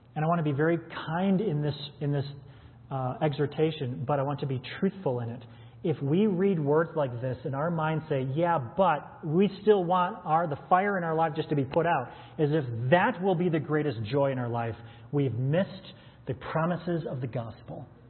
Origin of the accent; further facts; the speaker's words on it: United States; we as American Western Christians